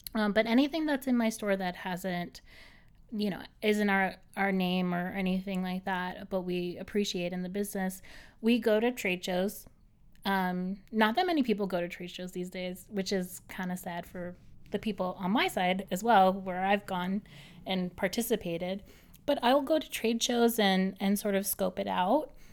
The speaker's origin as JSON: {"language": "English", "town": "Boston", "region": "Massachusetts", "country": "United States", "tie": "born or raised there", "moved": "as an adult", "lives_now": "New York City, United States", "said": "I'm from Boston originally, from the North Shore."}